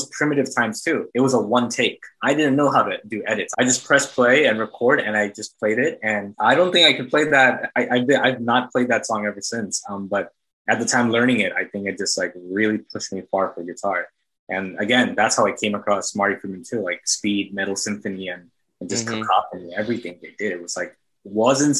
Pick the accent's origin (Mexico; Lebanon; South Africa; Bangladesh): Bangladesh; moved away as an adult; also born or lived in United States (born, lived first 10 years); now in Astoria, Queens, New York, United States; I was actually born here, and I lived here for the first 10 years of my life, but I guess the prime of like, you know, going to like high school and college and everything happened in Bangladesh. So I was there from the ages of like 10 all the way to like 21